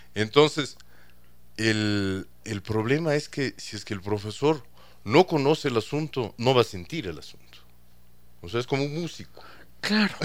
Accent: Ecuador; yo soy ecuatoriano, hijo de chileno

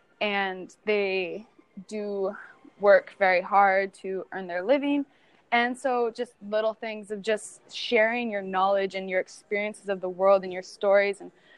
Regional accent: California, United States; also born or lived in Minnesota; And I just, you know, growing up in California, soccer is huge there. So there's just always teams, you're always playing. And then we moved to Minnesota

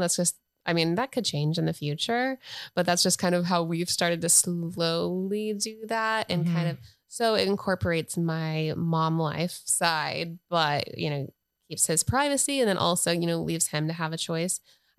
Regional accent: North Carolina, United States

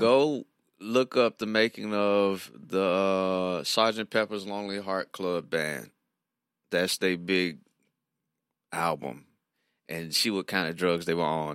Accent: Nashville, Tennessee, United States; my hometown, Nashville

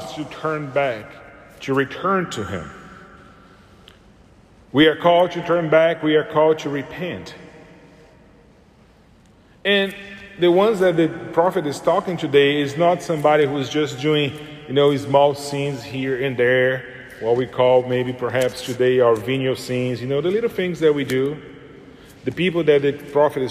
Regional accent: Brazil; moved away; I'm from Brazil

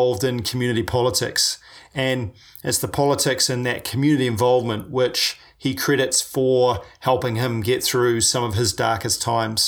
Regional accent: New Zealand; I'm a paraplegic from New Zealand

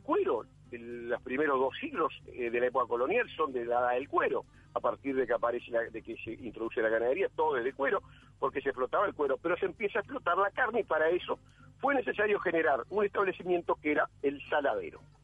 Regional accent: Uruguay; hoy como uruguayos

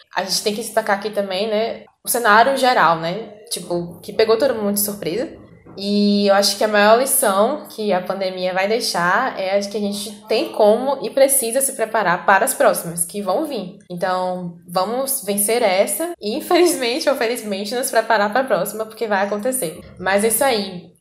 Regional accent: Northeast Region, Brazil; nós somos do Nordeste

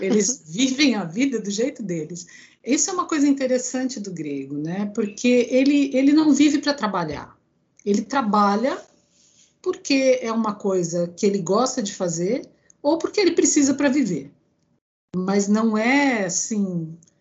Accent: Brazil; moved away as an adult; now in Greece; eu nasci no Brasil, mas eu tenho cidadania grega, né? Ah. Porque ambos os meus pais são gregos.

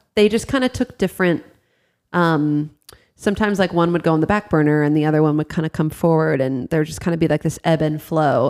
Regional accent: Ohio, United States; also born or lived in South Florida; we moved from South Florida to uh, Ohio when I was in fifth grade

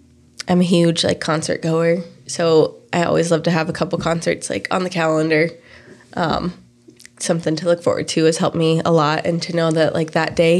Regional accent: Fort Collins, Colorado, United States; I grew up in Fort Collins

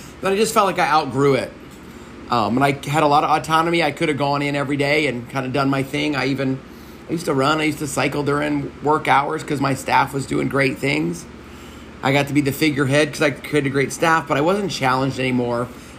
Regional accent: Texas, United States; I can work at the largest gas station in Texas, which is right in my hometown.

